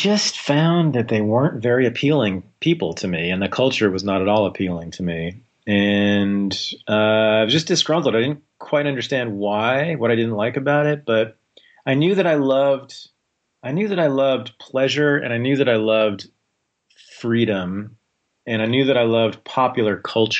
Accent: Berkeley, California, United States; I was born in Berkeley, California, grew up there in the 70s and 80s.

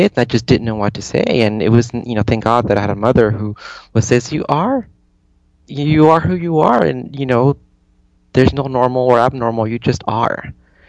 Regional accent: San Jose, California, United States; moved away; I grew up in California, in San Jose, California, where predominantly was, the population was Portuguese and Mexican, very Catholic, and I was always, the minority. I think every year I was always the only Jewish kid in my court, in my class

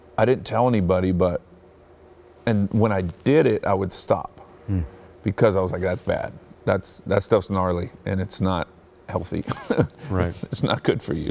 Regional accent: Bakersfield, California, United States; also born or lived in Hawthorne, California / Torrance, California; we lived in Torrance, California, and I was born in Hawthorne, and that's when uh, my parents had those positions. And then when I turned like nine years old, fourth grade, we moved to Bakersfield

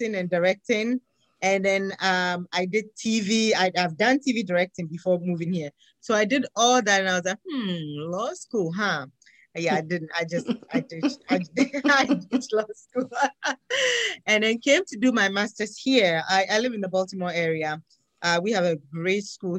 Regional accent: Ghana; moved away; I am originally from Ghana in West Africa.

